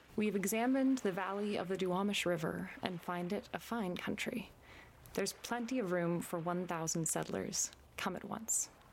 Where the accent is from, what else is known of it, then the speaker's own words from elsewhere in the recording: Washington, United States; I was born and raised here in Washington State